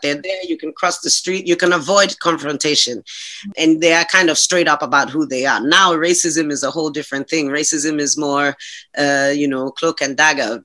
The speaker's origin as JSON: {"language": "English", "town": "Accra", "region": "Greater Accra", "country": "Ghana", "tie": "born or raised there", "moved": "as an adult", "lives_now": "Hungary", "said": "my immediate childhood and my my my growing up was all done in Accra"}